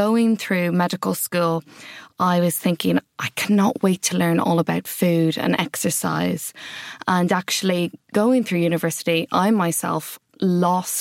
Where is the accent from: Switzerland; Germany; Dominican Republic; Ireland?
Ireland; moved away as an adult; also born or lived in Wales; now in London, United Kingdom; if you haven't picked up from my accent already, I grew up in Ireland